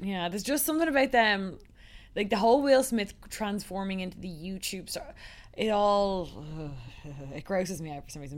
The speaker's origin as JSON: {"language": "English", "town": "Dublin", "region": "Leinster", "country": "Ireland", "also_born_or_lived": "United States", "said": "I'm just from Dublin"}